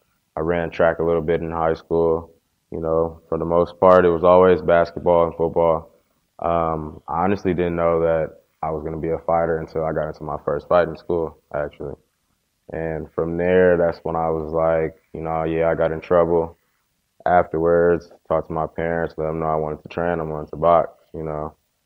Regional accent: Inglewood, California, United States

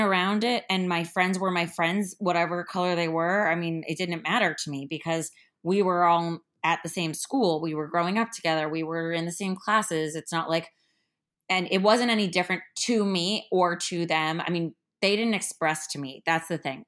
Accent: Miami, Florida, United States; I'm from Miami

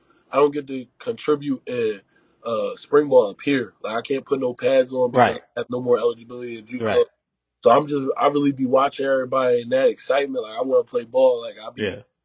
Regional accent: outside of Philadelphia, Pennsylvania, United States; I grew up right outside of Philly

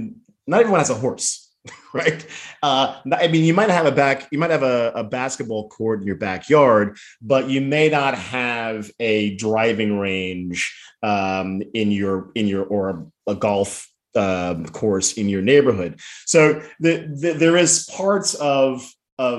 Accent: New Jersey, United States; I was a kid growing up in Jersey, you know, the classic paper route, riding my bike around town

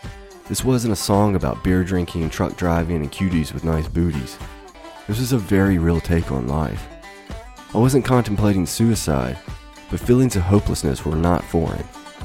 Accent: Mississippi, United States; seeing a country music artist in my home state of Mississippi.

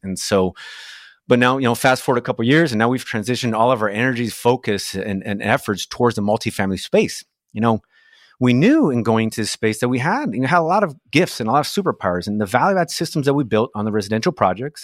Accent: Brazil; English is a second language; moved away as an adult; now in United States; I was born in Brazil, and I immigrated to the States as a, as a young man, and I didn't speak the language

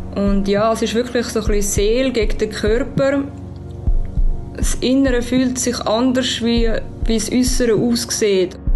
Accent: Zurich, Switzerland; accent: Zürich-Schnur; ich bin 37. Ich bin in Zürich aufgewachsen

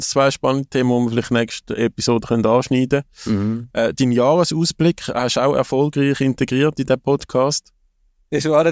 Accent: Switzerland; man, wäre durchaus offen als Schweizer Fußballfan, dass der José Mourinho nazi trennen wird.

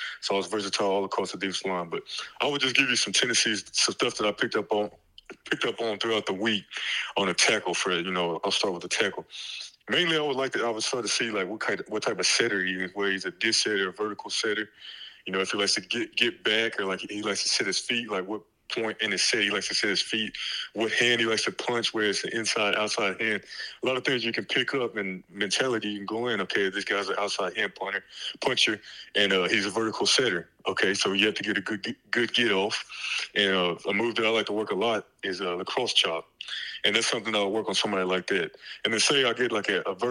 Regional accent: Dallas, Texas, United States; moved away as an adult; also born or lived in Los Angeles, California; I'm from Dallas, Texas

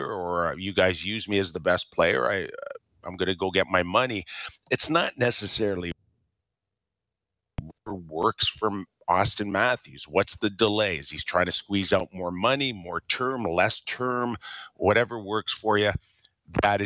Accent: Toronto, Ontario, Canada; a guy that was born and raised in Toronto

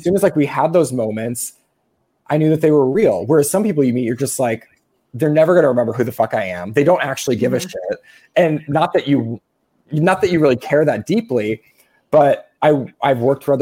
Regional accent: Midwest, United States; I'm from the Midwest

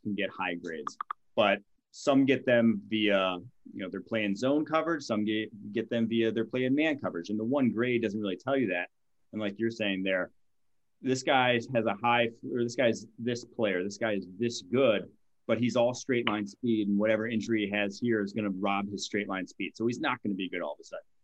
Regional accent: Milwaukee, Wisconsin, United States; moved away; I'm from Milwaukee originally

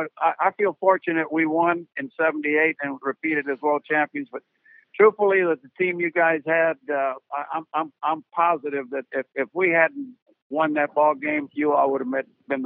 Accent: Tampa, Florida, United States; I grew up here in Tampa, Florida

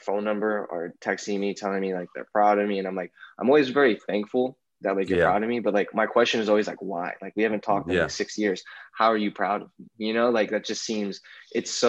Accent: Alameda, California, United States; I grew up in Alameda, which is like a small, I used to think it was like the weakest city ever

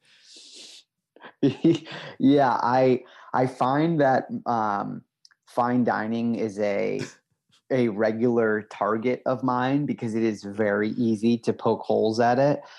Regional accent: Midwest, United States; now in New York, United States; I'm from the Midwest

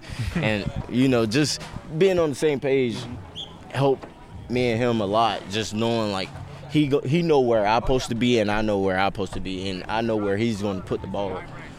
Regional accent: Florida, United States; I was always, like, an East Coast guy because I'm from Florida.

